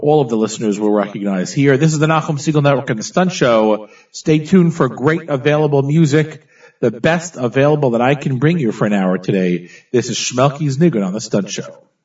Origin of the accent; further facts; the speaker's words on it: Teaneck, New Jersey, United States; when we were growing up in Teaneck, New Jersey